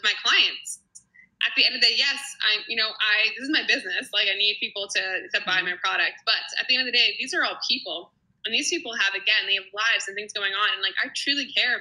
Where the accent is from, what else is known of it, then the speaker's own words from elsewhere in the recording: New Jersey, United States; also born or lived in New York City; I'm actually from New Jersey, the small town I'm living right next to now